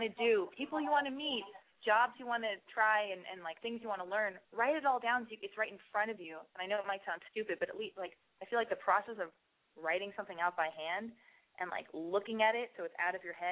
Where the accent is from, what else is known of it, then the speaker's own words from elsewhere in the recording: Los Angeles, California, United States; I was born and raised in Hollywood